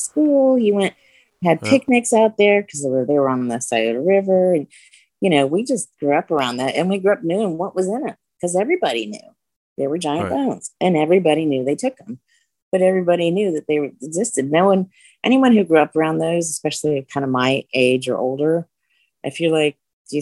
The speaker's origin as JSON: {"language": "English", "region": "central Ohio", "country": "United States", "tie": "born or raised there", "said": "I grew up in central Ohio"}